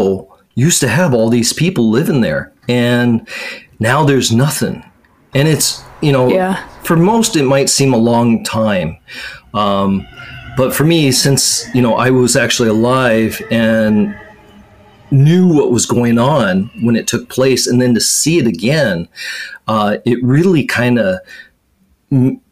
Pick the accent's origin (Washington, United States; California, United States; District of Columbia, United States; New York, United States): Washington, United States; moved away as an adult; now in Japan; that's back in my home state